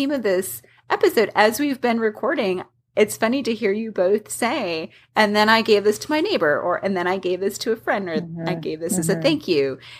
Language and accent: English; Midwest, United States; now in Atlanta, United States; since we are from the Midwest and we have this sort of baking heritage